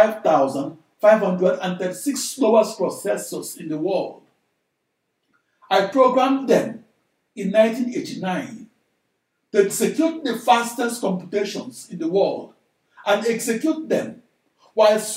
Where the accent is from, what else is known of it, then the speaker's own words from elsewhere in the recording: Nigeria; moved away as an adult; now in United States; I'm a Nigerian-born large-scale computational fluid dynamics engineer who came of age in the USA